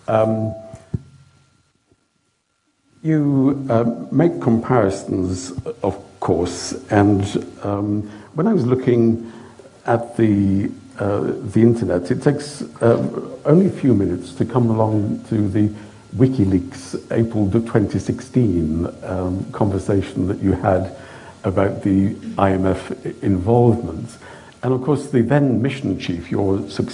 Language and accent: English; United Kingdom; as a Brit with our imperial history